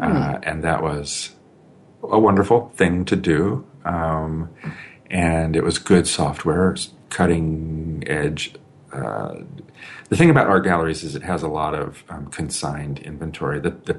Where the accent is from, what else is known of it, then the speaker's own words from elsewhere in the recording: Germany; born there; also born or lived in Colorado Springs, United States; I was born in Germany, saw most of the United States, but things really started to happen when I was in high school. I started high school in Colorado Springs, Colorado